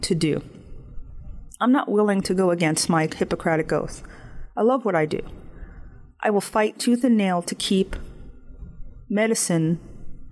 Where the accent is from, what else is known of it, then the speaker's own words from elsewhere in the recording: United States; I live in the United States. I'm not a South African. I'm not a Canadian. And I have certain norms that I grew up with that makes me proud of my country.